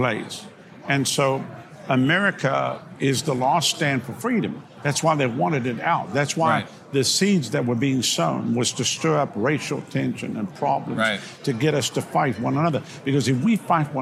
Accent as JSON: {"language": "English", "country": "South Africa", "moved": "yes", "lives_now": "United States", "said": "I come from South Africa"}